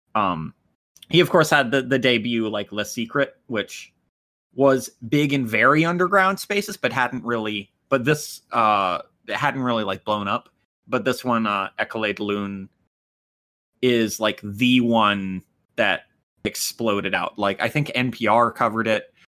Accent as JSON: {"language": "English", "country": "United States", "said": "I'm the American"}